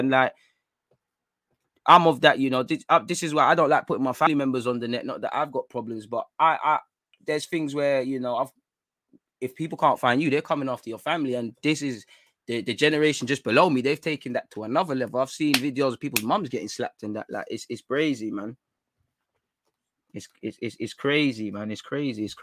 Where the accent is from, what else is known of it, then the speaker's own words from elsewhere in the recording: London, United Kingdom; Like, obviously, growing up in North London, again, everybody knows about Shanktown